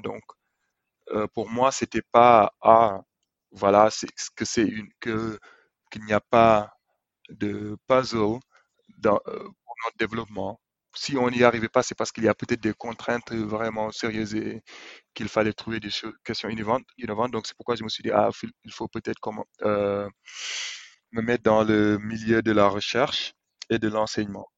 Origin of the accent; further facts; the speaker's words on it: Senegal; moved away as an adult; quand on vient du Sénégal